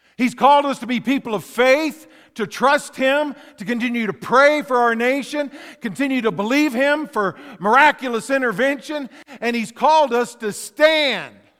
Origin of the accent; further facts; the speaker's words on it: West Texas, United States; Growing up in Texas, I saw a lot of tumbleweeds. They'd blow around, uh, in West Texas